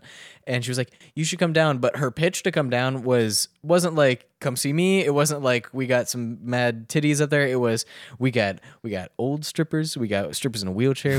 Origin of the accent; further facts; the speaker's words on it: Southern Maryland, United States; I grew up in Southern Maryland